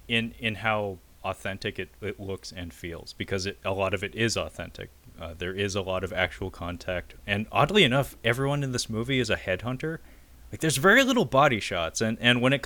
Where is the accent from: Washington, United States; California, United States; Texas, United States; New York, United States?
Washington, United States; Seattle; growing up in Seattle